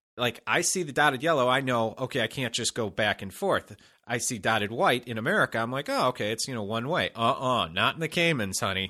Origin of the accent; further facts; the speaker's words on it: Chicago, Illinois, United States; now in Los Angeles, United States; I grew up in Chicago